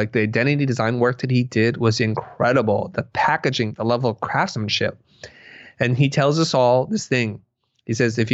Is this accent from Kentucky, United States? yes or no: no; Silicon Valley, California, United States; I am growing up in Silicon Valley